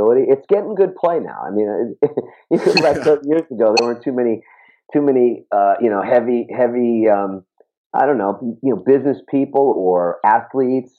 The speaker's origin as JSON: {"language": "English", "town": "New York City", "region": "New York", "country": "United States", "tie": "born or raised there", "said": "I grew up in Queens, New York."}